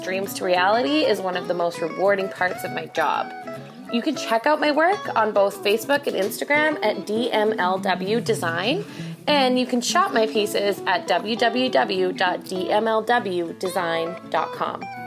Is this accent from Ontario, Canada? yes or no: no; Red Deer, Alberta, Canada; I am an artist from Red Deer, Alberta, Canada